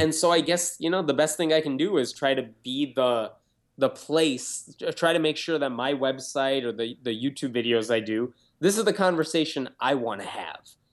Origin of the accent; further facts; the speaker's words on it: Chicago, Illinois, United States; also born or lived in Tennessee; I grew up in a suburb of Chicago, lived for a couple of years in Tennessee